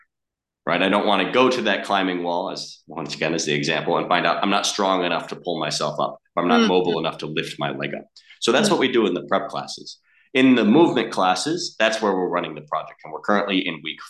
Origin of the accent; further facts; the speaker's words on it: Chicago, Illinois, United States; moved away as an adult; now in Australia; I'm from Chicago originally